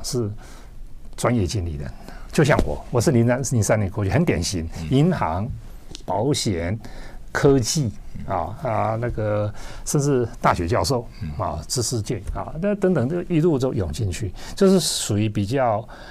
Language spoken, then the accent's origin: Chinese; Taiwan; moved away as an adult; also born or lived in mainland China; 我是台湾人嘛